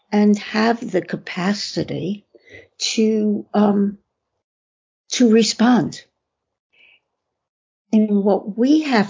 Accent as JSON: {"language": "English", "town": "New York City", "region": "New York", "country": "United States", "tie": "born or raised there", "said": "I was born in Brooklyn, went to school in Coney Island."}